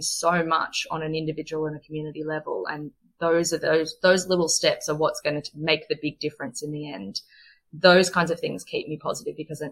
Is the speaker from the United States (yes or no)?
no; Australia; as an Australian